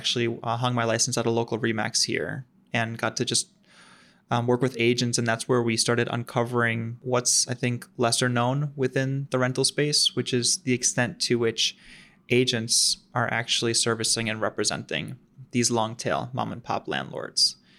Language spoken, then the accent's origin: English; Long Island, New York, United States; also born or lived in Philadelphia; born and raised on the East Coast, so actually grew up on Long Island, and then ended up working and living in right about Philly area for a while.